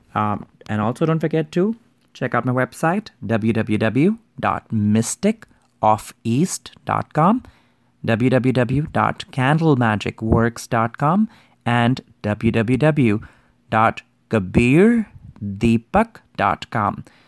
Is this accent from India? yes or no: yes; India; I grew up in Hindu Indian culture